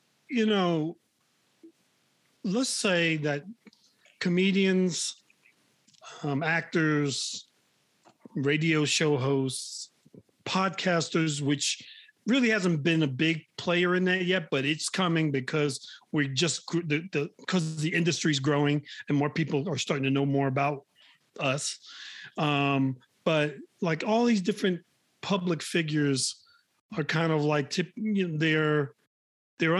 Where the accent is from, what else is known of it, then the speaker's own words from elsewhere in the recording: Newark, New Jersey, United States; moved away; also born or lived in New York; I'm originally from Newark, but I mean, I've lived in New York and many other places since then.